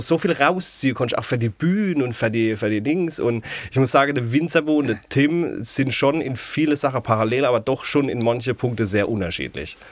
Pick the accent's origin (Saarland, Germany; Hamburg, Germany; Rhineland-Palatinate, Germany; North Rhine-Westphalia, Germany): Rhineland-Palatinate, Germany; Ludwigshafen; accent: Palatine (Pfälzisch); also born or lived in Mannheim; aus der Pals